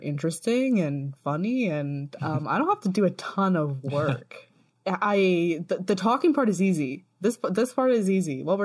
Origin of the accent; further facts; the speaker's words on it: United States; moved away as an adult; also born or lived in Baltimore; now in England, United Kingdom; It's weird being an American that doesn't live in America anymore.